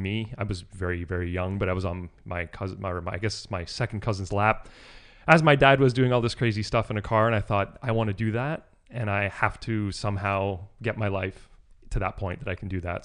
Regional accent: New Brunswick, Canada; also born or lived in Toronto, Canada; I was born in Toronto, but we moved down east to New Brunswick when I was about eleven or twelve years old

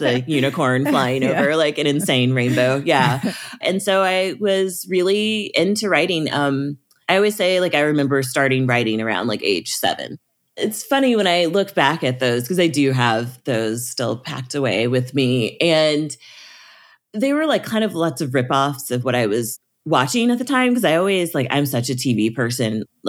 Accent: Midwest, United States; I don't know how you feel about growing up in the Midwest, but I feel like our options weren't really presented to us very clearly.

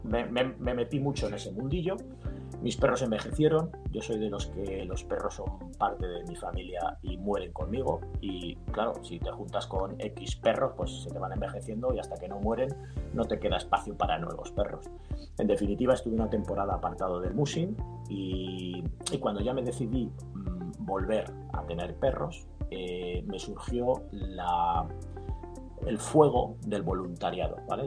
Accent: Burgos, Castile and León, Spain; now in Benicàssim, Spain; nací en el norte de España, nací en Burgos, aunque ahora vivo en Castellón, vivo en Benicassim

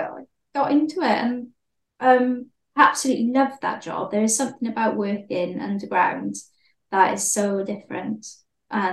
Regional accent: Swansea, Wales, United Kingdom; also born or lived in Cardiff; I worked at a surf shop back home in Swansea, but I went to Cardiff, so I'd come home on the weekend

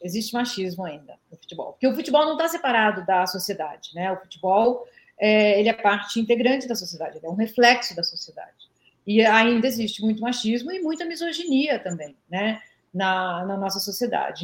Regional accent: Brazil; eu cresci é, num Brasil que proibia legalmente mulher de jogar bola

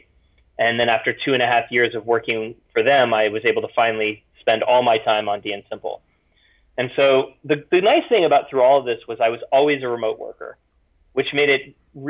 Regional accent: Florida, United States; moved away as an adult; also born or lived in Europe / Hawaii; I grew up in Florida and then traveled around a bit, met my wife in Europe, and then we moved back to Florida, moved to Hawaii, went around

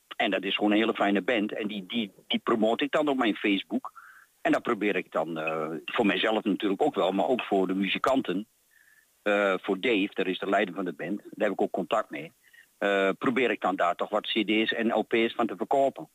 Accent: Diepenheim, Overijssel, Netherlands; vanaf mijn jeugd in Diepenheim tot nu

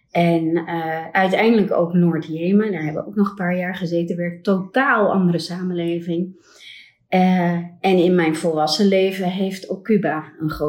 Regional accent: Ilumbula, Njombe, Tanzania; born there; also born or lived in Netherlands; Ja, ik ben geboren in Afrika, in Tanzania, in een heel klein missieziekenhuis in Ilumbula. Eh, waar mijn ouders werkzaam waren.

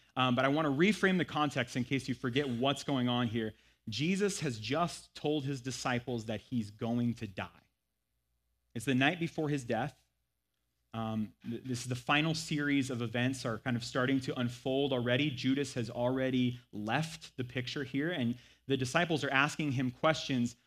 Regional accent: United States; accent: thick American; my thick American accent

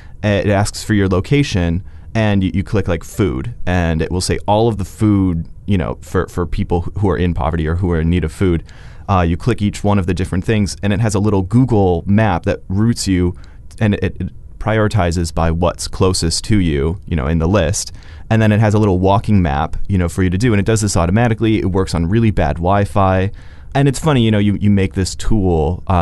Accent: Chicago, Illinois, United States; now in Edmonton, Canada; You know, I'm here from the Chicago area

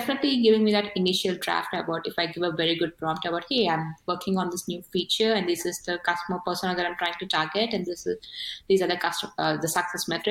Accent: India; first language Telugu; English is a second language; I'm not a native English speaker. So I'm from India and I speak a language called Telugu

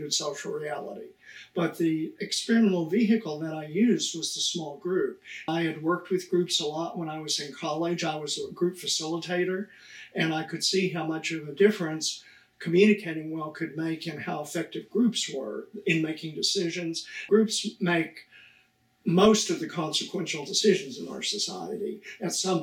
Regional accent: Amarillo, Texas, United States; moved away as an adult; also born or lived in Michigan / Wisconsin / Illinois; I was born in Amarillo, Texas, very flat, lots of cowboys. I grew up fishing and hunting.

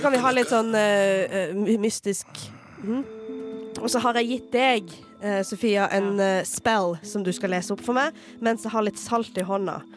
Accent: Farsund, Agder, Norway; now in Oslo, Norway; huset mitt hjemme i Farsund, det der min offisielle adresse

